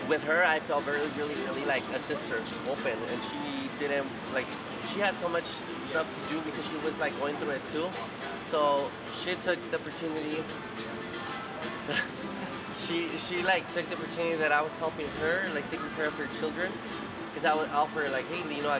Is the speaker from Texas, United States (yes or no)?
yes; El Paso, Texas, United States; also born or lived in Vail, Colorado / Dillon, Colorado; now in Denver, United States; I'm from originally from El Paso, Texas.